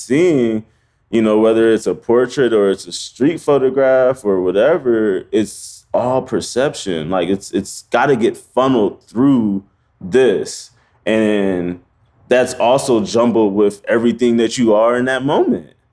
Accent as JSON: {"language": "English", "town": "Omaha", "region": "Nebraska", "country": "United States", "tie": "born or raised there", "also_born_or_lived": "Iowa", "moved": "as an adult", "lives_now": "New York, United States", "said": "I was born in Omaha, Nebraska. I went to college in Iowa, and then I landed in New York"}